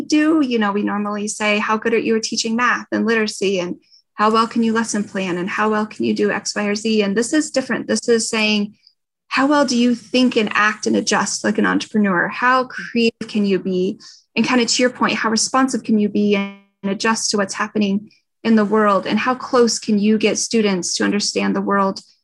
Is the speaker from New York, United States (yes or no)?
no; Durango, Colorado, United States; moved away as an adult; now in Denver, United States; I grew up near Durango, but I actually grew up on a ranch about 16 miles outside of Durango.